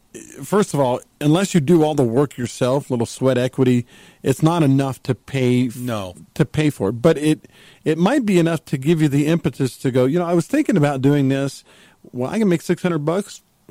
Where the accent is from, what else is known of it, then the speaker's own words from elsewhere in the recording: Texas, United States; now in Utah, United States; I grew up in Texas.